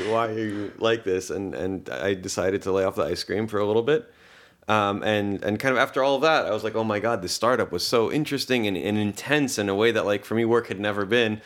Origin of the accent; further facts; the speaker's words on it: Baltimore, Maryland, United States; English is a second language; also born or lived in Tel Aviv, Israel; I was born in Tel Aviv in Israel. Uh, when I was five, uh, the family moved to Baltimore